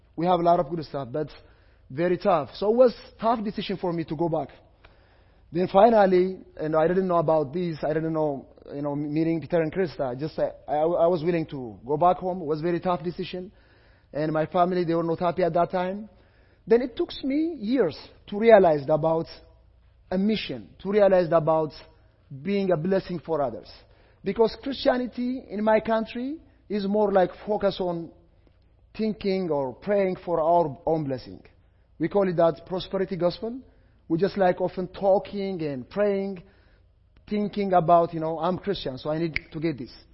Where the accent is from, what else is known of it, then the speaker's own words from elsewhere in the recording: Ethiopia; English is a second language; I am from Ethiopia, I am from Africa